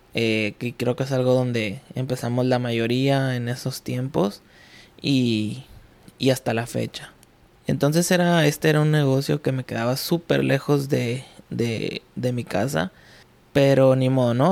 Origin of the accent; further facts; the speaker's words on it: Ciudad Juárez, Chihuahua, Mexico; Soy de Ciudad Juárez, Chihuahua